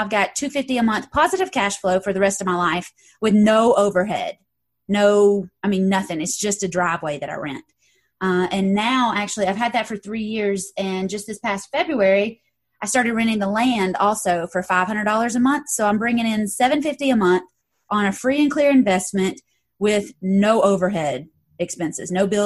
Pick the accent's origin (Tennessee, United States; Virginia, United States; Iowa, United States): Tennessee, United States; Knoxville; I'm from Knoxville, Tennessee